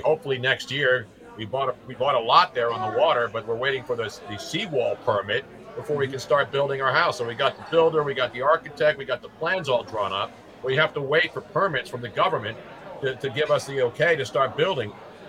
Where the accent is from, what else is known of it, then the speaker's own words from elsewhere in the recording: East Coast, United States; I'm from the East Coast. I'm up here. I hate cold weather now.